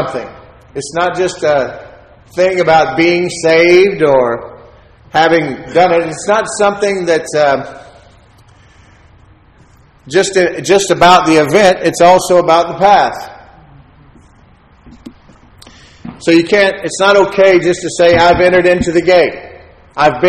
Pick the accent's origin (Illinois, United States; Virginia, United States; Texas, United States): Texas, United States; I'm a Texan